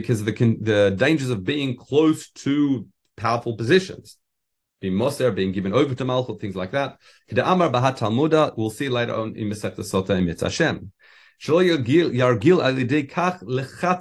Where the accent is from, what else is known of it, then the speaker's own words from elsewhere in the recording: Australia; being an Australian